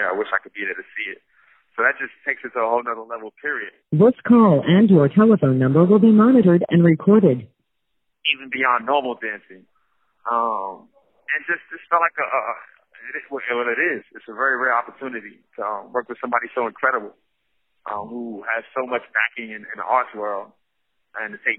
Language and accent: English; New York City, New York, United States; now in San Quentin, United States; I grew up in Brownsville, Brooklyn, which is right next door to Crown Heights